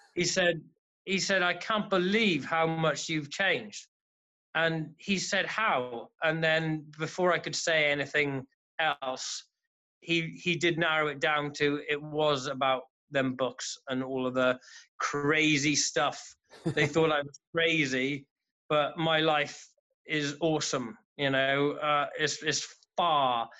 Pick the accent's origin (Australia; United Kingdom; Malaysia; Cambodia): United Kingdom; Haverfordwest, Wales; I'm from Haverford West in uh, Pembrokeshire in southwest Wales